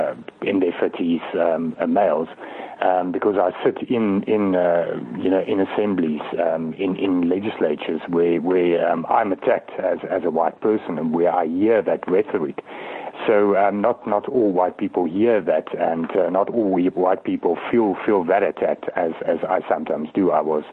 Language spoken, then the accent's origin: English; South Africa; I will not leave South Africa. I am a South African. I'm an African, but I'm an Afrikaner as well.